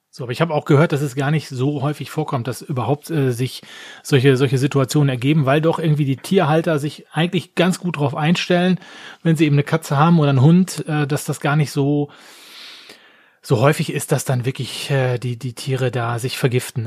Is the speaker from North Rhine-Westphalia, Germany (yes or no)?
yes; Essen, North Rhine-Westphalia, Germany; moved away; nach Essen in meine Heimatstadt